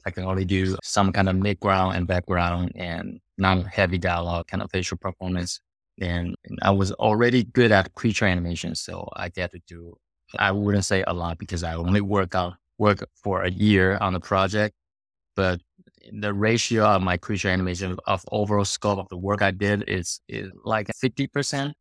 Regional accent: Taiwan; moved away as an adult; I was born in Taiwan, grew up there

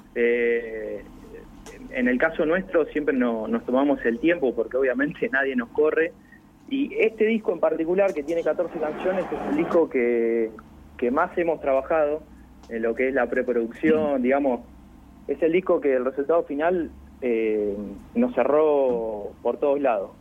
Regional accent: Castelli, Buenos Aires, Argentina; now in La Plata, Argentina; somos todos de Castelli, hay, el bajista Cristian y yo vivimos en La Plata

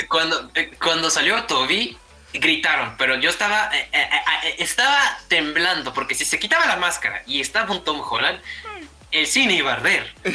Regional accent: Mexico

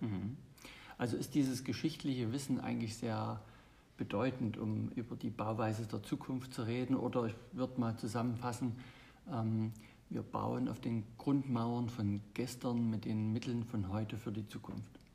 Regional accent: Germany; bei uns in Deutschland

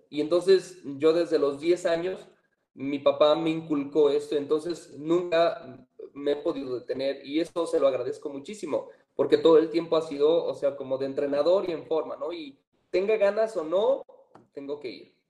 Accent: San Francisco de Asís, Jalisco, Mexico; soy originario de San Francisco de Asís, Jalisco

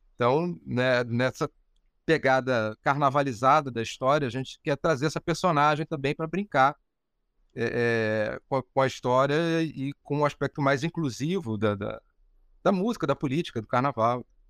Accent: Rio de Janeiro, Brazil; also born or lived in Laranjeiras, Rio de Janeiro; Eu sou de Cascadura, né?

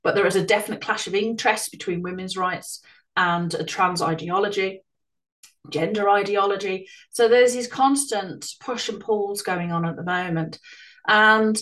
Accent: Ireland; moved away; I ended up moving back to Ireland with my mother or emigrating to Ireland for many years throughout my school and early teenage years

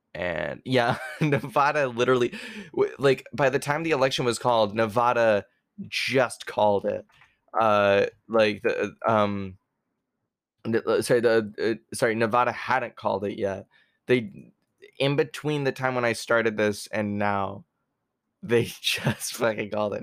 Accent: Canada; also born or lived in New York, United States; I was born in New York. I lived there till I was almost seven years old. That's when I moved to Canada

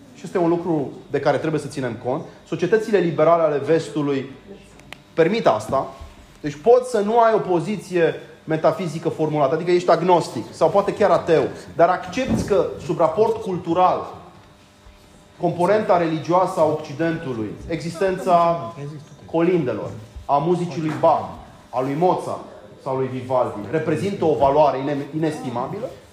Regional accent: Romania; ca români

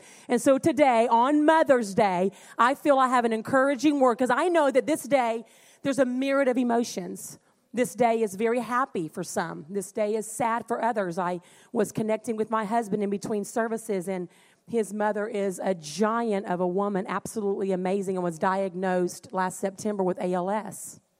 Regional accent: North Carolina, United States; also born or lived in Puerto Rico / Louisiana; now in Ohio, United States; And so I was born in Puerto Rico, lived there 5 years, moved to North Carolina, many years there, moved to Louisiana.

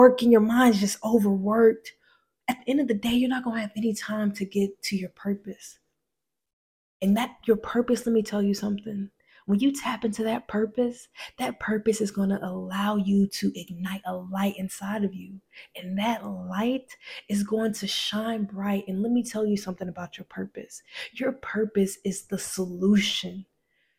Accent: Decatur, Georgia, United States; I'm from the South, you know, I'm in ATL, you feel me? And honestly, I'm from a place called Decatur, Georgia

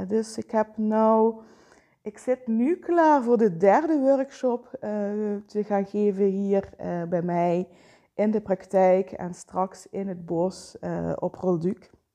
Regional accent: Vijlen, Limburg, Netherlands; zelf ben ik opgegroeid in Veilen.

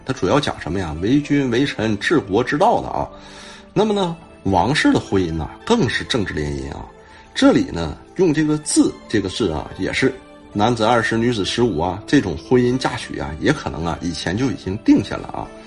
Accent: China; 我们中国人

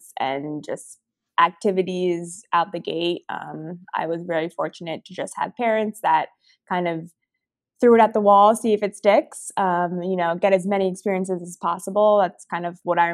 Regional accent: New Jersey, United States; moved away as an adult; also born or lived in Philadelphia / Austin, Texas; now in Portland, United States; I grew up in New Jersey

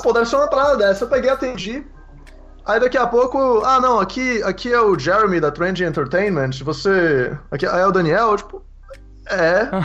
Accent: Salvador, Bahia, Brazil; moved away as an adult; now in Vancouver, Canada; eu fiz a publicidade e propaganda em Salvador, eu sou de Salvador

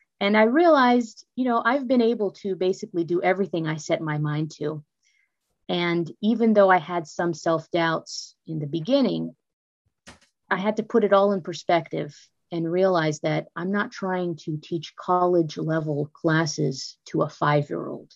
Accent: California, United States; moved away as an adult; also born or lived in Maryland / Washington, D.C.; now in Florida, United States; I'm originally from the California area

